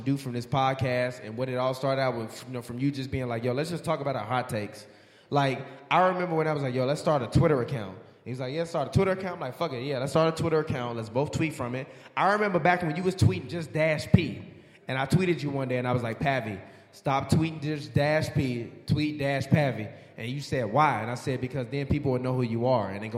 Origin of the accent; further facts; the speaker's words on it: Chicago, Illinois, United States; now in Los Angeles, United States; I'm from Chicago, born and raised.